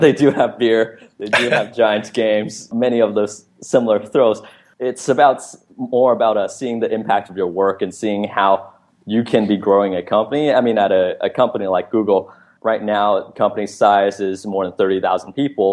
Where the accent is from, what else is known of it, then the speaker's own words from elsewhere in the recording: Vancouver, British Columbia, Canada; So I grew up in Vancouver